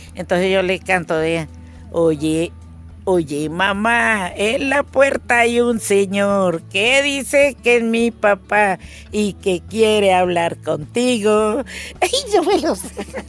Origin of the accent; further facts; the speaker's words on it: Valparaíso, Caquetá, Colombia; moved away; soy caqueteña Mm, orgullosamente caqueteña. Mi tierra real donde nací se llama Valparaíso